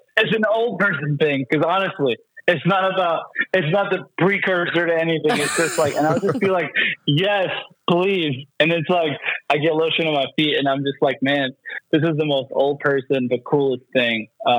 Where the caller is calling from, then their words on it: Canton, Ohio, United States; moved away as an adult; I'm calling from Norfolk, Virginia. We have been here since 2019, since making that exodus out of Canton, Ohio.